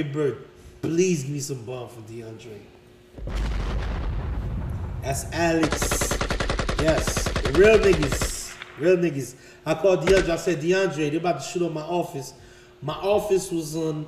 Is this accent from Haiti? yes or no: yes; Haiti; moved away; also born or lived in Miami, Florida, United States / Vermont, United States; I'm from Haiti